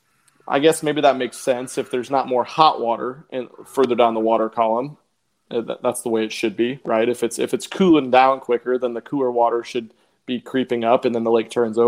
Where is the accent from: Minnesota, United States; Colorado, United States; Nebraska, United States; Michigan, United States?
Nebraska, United States; moved away as an adult; I grew up and lived in Nebraska my whole childhood, besides the last year and a half